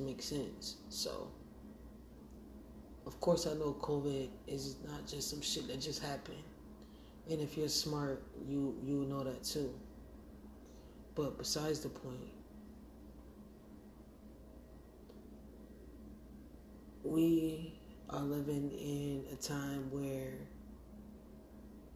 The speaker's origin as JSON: {"language": "English", "town": "Montgomery", "region": "Alabama", "country": "United States", "tie": "born or raised there", "moved": "yes", "lives_now": "Syracuse, United States", "said": "I grew up in Montgomery, Alabama, and I live in Syracuse, New York"}